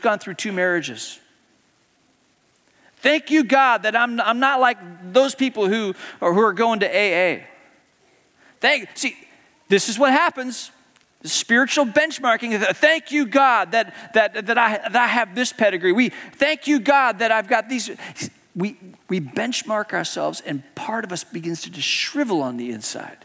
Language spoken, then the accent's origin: English; Hong Kong; growing up in Hong Kong, as a kid, I got to join the Cub Scouts